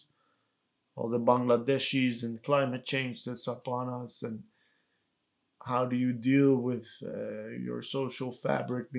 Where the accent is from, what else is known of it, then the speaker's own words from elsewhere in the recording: Netherlands; our parents had to become refugees and that we grew up in the Netherlands as political refugees